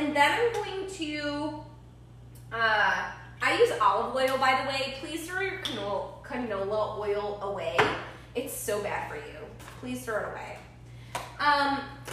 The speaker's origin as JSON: {"language": "English", "town": "Buffalo", "region": "New York", "country": "United States", "said": "I'm from Buffalo, New York"}